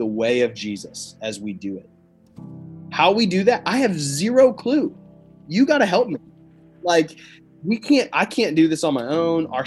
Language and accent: English; Cranberry Township, Pennsylvania, United States; now in Muncie, United States; Cranberry Township is where I grew up. So it's a suburb just outside of Pittsburgh, about 25 minutes north of Pittsburgh